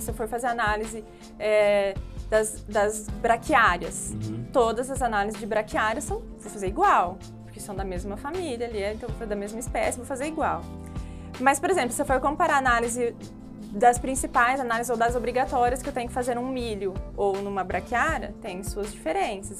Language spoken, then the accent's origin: Portuguese; Ribeirão dos Índios, São Paulo, Brazil; numa empresa na minha cidade, lá em Ribeirão dos Índios, uma cidadezinha pequena